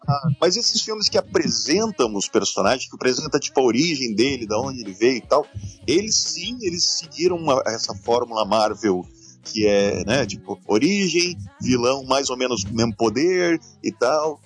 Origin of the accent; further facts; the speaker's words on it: Santa Catarina, Brazil; nascido e criado em Santa Catarina